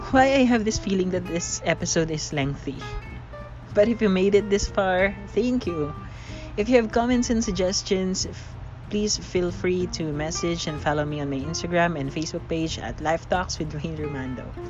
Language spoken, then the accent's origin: English; Philippines; I am a Filipino